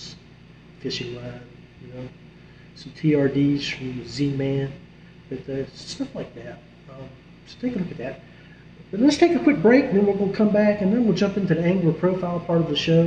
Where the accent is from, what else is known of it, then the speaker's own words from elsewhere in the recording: West Virginia, United States; my home state of West Virginia